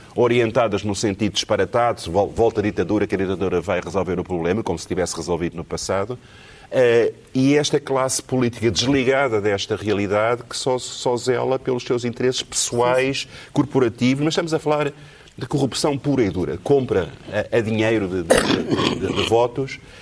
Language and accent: Portuguese; Portugal; eu sou de Portugal